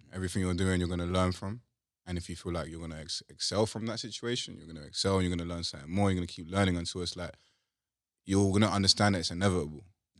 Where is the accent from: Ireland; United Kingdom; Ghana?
United Kingdom; also born or lived in Africa; I'm British.